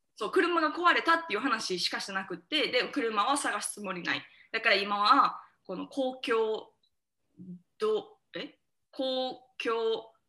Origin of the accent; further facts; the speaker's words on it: Osaka, Japan; 私と南が隣町出身なんよね大阪の